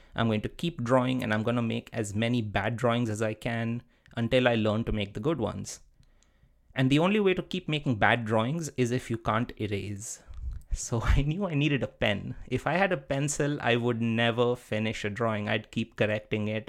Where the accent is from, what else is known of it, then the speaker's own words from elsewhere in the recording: India; moved away as an adult; also born or lived in Netherlands / Wisconsin, United States; I grew up in India, and being a brown male in India is a good thing